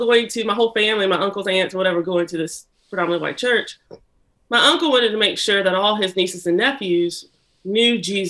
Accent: Lawrence, Kansas, United States; born there; Yeah, so I was born in Lawrence, Kansas

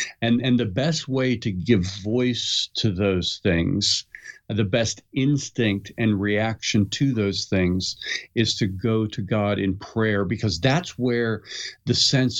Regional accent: Pittsburgh, Pennsylvania, United States; I grew up in Pittsburgh and we used to have school closed, you know, constantly because of snow

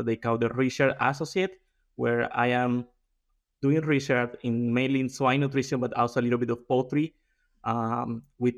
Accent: Colombia; moved away as an adult; also born or lived in Brazil; now in South Dakota, United States; I am from Colombia. I did my undergrad over there

